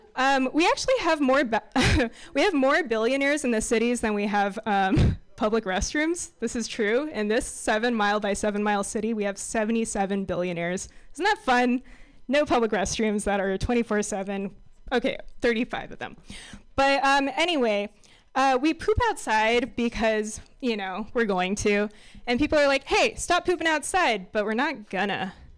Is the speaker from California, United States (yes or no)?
yes; San Francisco, California, United States; So I grew up in San Francisco